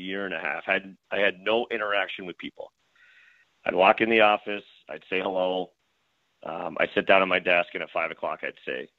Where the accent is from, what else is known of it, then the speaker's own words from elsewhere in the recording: Brampton, Ontario, Canada; moved away as an adult; now in Buffalo, United States; I'm from Brampton. We lived in the same house since I was 3 months old